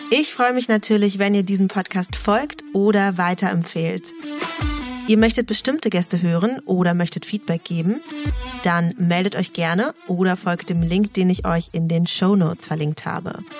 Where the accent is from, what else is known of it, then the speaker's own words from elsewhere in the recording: Berlin, Germany; Als Berlinerin, die ich ja auch bin, muss ich also mal fragen, kommen Sie irgendwann zurück in die Mutterstadt